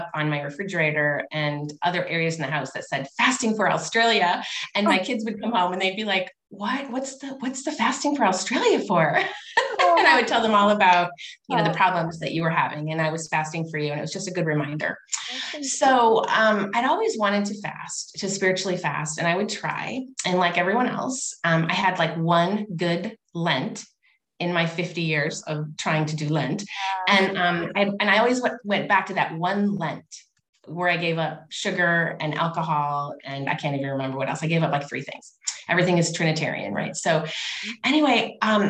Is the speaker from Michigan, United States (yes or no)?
yes; Union, Michigan, United States; I'm from Union, Michigan